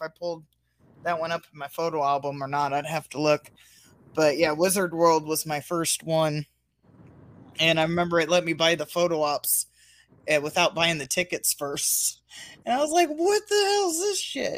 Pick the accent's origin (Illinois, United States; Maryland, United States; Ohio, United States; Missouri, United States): Illinois, United States; I'm from Illinois